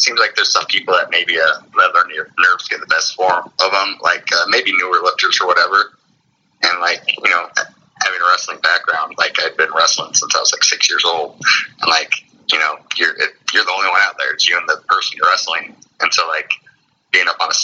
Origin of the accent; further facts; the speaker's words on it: Iowa, United States; I'm from Iowa